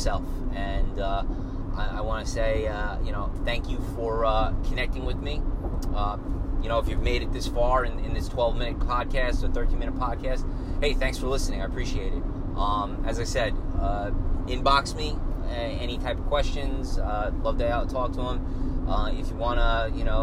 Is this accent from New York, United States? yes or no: yes; Long Island, New York, United States; growing up on Long Island